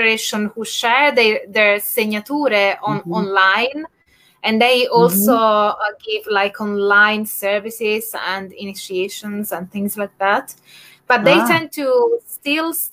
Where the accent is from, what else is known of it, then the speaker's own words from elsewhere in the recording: Naples, Campania, Italy; in my home region, which is Campania, because I'm from Naples